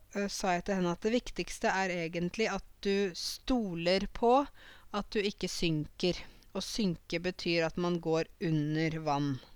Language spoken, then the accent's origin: Norwegian; Åmot, Norway; Åmot, der jeg kommer fra